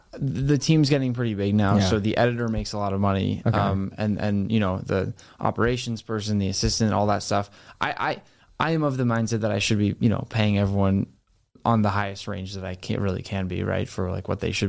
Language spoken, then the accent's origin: English; Boston, Massachusetts, United States; No. I'm from Boston.